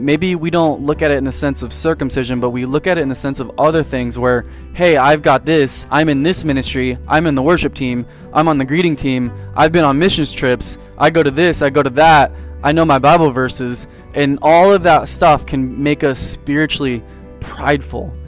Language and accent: English; San Diego, California, United States; moved away; also born or lived in East Coast; I was born in San Diego